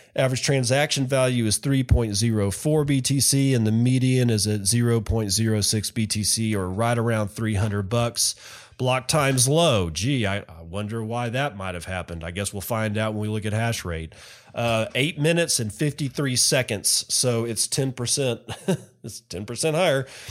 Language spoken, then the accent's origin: English; United States; I'm an American.